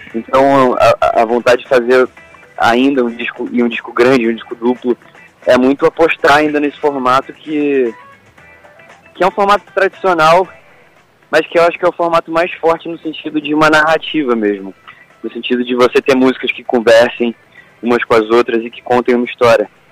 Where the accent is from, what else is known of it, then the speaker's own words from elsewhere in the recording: Volta Redonda, Rio de Janeiro, Brazil; eu sou de Volta Redonda